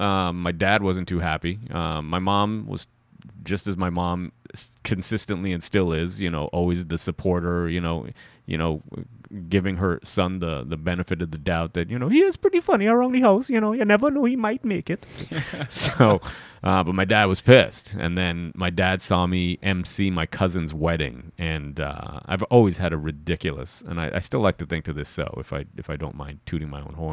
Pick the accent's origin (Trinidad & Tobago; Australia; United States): Trinidad & Tobago; Hey, I'm from Trinidad and Tobago.